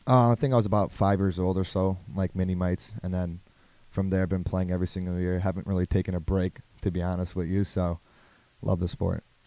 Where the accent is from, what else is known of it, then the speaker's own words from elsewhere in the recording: Hoffman Estates, Illinois, United States; I am from Hoffman Estates, Illinois